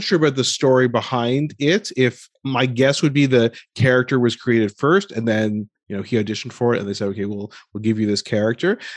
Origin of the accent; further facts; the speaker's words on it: United States; being born and raised in America being South Asian